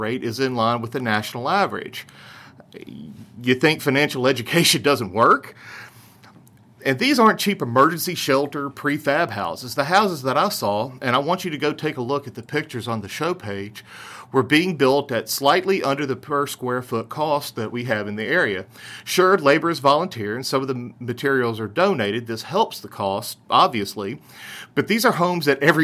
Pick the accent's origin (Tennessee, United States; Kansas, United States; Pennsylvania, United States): Tennessee, United States; Memphis; our industry in my hometown